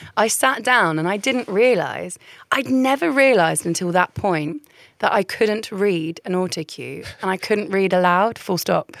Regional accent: Caterham, South East England, United Kingdom; also born or lived in Essex / Central London / Putney; I was born in Essex. I moved to central London. I grew up in Surrey, but not Surrey, like Croydon

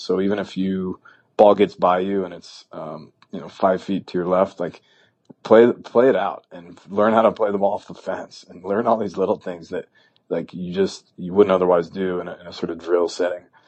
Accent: New Hampshire, United States; moved away as an adult; also born or lived in Stanford, California; I had obstacles growing up in New Hampshire

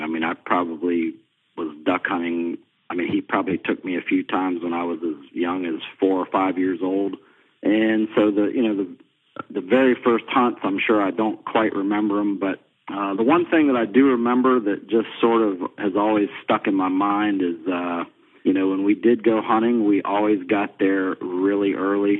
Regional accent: Beaufort, South Carolina, United States; I grew up down in Beaufort, South Carolina

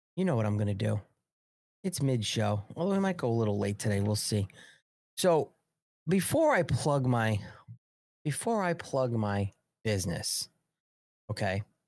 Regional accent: New York, United States; I'm from New York

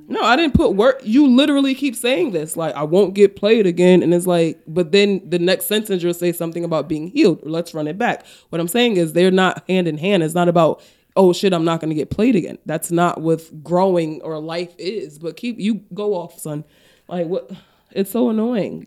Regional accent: Paterson, New Jersey, United States; I'm from Patterson.

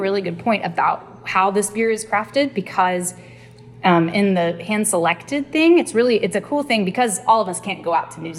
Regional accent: Texas, United States; moved away; I'm originally from Texas.

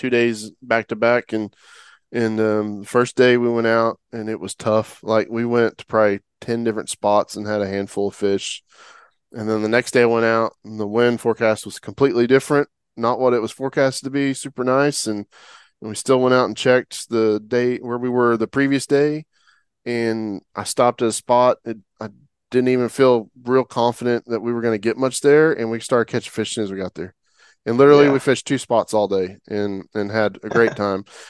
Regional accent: Oklahoma, United States; moved away as an adult; I'm from Oklahoma originally.

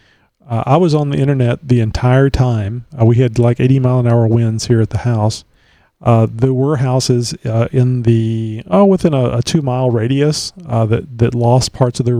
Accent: Texas, United States; I've been here all my life

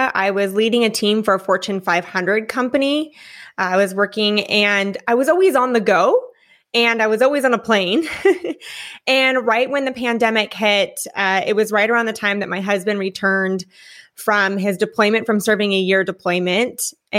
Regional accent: Newport Beach, California, United States; moved away as an adult; also born or lived in Enterprise, Alabama; now in Florida, United States; I'm originally from California. And then after spending a majority of my upbringing in Newport Beach, California, I moved and did about a year and a half in a very small town called Enterprise, Alabama.

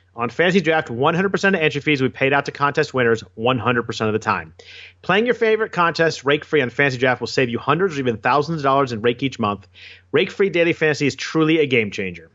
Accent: Bay Area, California, United States; I grew up in the Bay Area, so I'm, uh, I'm Warriors, A's

